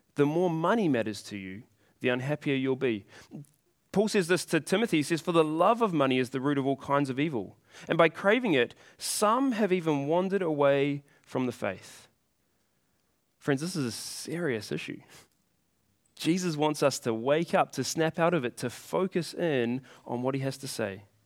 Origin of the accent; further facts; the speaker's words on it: New Zealand; I was born here in New Zealand